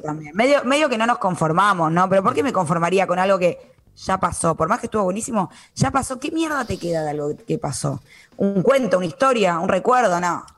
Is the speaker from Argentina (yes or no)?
yes; Buenos Aires, Argentina; Yo, por ejemplo, nací en Capital Federal, todo lo que vos quieras, siempre viví ahí